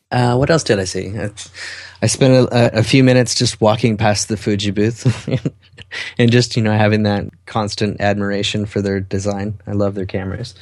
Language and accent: English; Salt Lake City, Utah, United States; my hometown